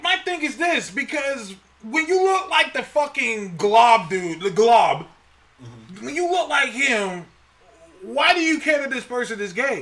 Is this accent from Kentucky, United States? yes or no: no; Alabama, United States; I was born in Alabama